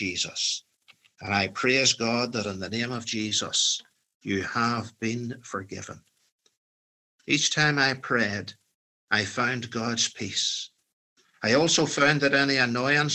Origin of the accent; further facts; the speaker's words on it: Northern Ireland, United Kingdom; I come from the Protestant Unionist community